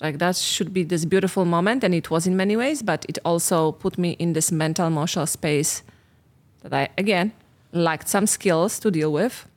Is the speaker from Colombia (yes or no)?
no; Poland; moved away as an adult; I'm from Poland.